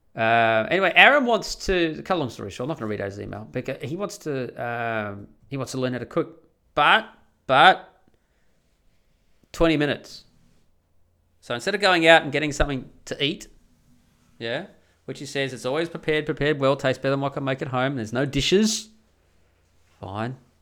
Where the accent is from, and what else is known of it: Australia; born or raised there